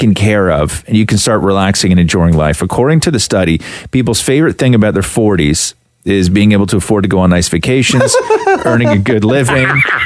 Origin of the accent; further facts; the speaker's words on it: Acton, Ontario, Canada; also born or lived in Montreal; I grew up in Acton